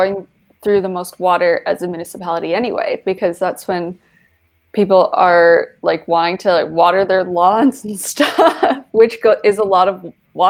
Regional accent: Calgary, Alberta, Canada; born or raised there

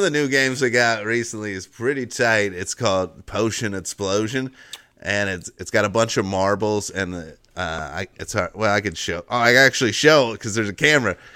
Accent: Cincinnati, United States; also born or lived in Northern Kentucky; I'm from Cincinnati, the, or Northern Kentucky, but it's right across the, the same area

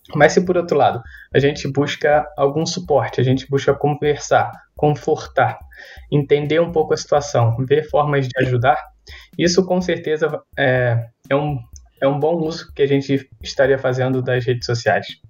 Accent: Brazil; somos brasileiros

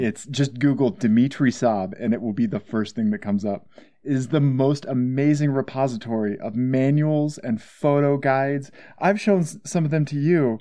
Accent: Missouri, United States; I'm from Missouri

